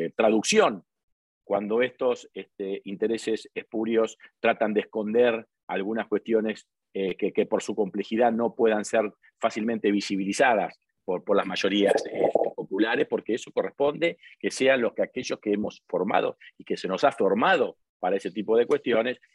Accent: Argentina

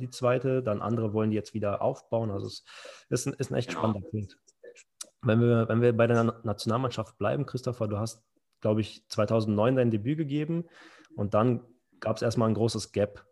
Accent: Berlin, Germany; accent: Berliner Schnauze; mit meiner Berliner Schnauze

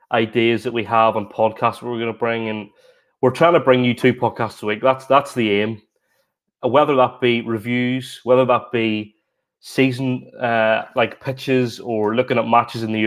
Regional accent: Newtownards, Northern Ireland, United Kingdom; I played for Ard Rangers Juniors in my hometown of Ards since I was 4 until I was 18.

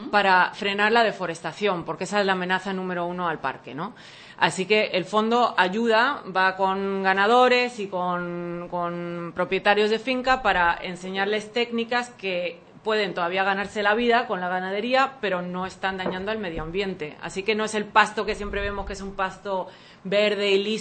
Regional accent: Spain; also born or lived in United States; now in Panama; española, …? Sí, se oye mi acento, ¿no? Sí.

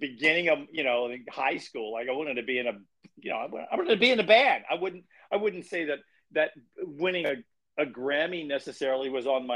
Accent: Salisbury, Maryland, United States; also born or lived in Baltimore, Maryland; I'm from Salisbury, Maryland, originally

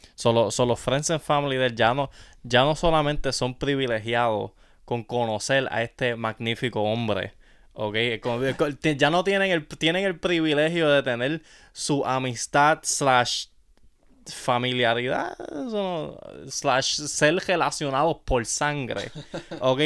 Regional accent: Yauco, Puerto Rico; café de Yauco, tú sabes, mi tierra nativa

